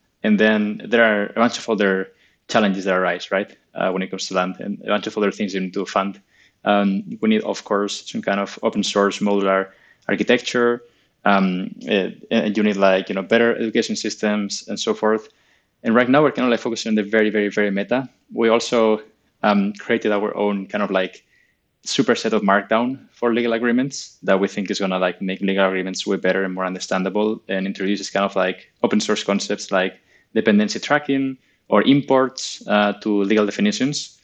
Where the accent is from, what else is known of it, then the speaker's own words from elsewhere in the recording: Spain; I'm from Spain